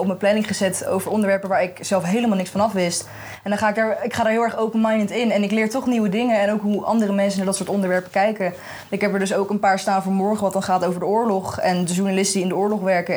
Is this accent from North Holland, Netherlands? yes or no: no; The Hague, South Holland, Netherlands; Ik kom uit Den Haag